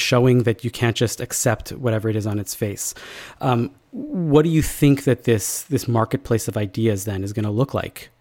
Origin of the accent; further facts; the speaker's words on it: Canada; the messaging drilled into us as Canadian Jews